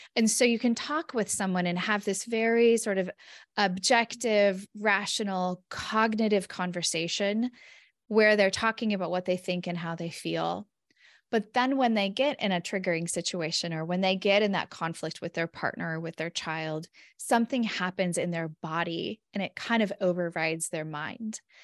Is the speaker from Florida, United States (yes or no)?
no; California, United States; moved away as an adult; now in Minnesota, United States; born and raised in California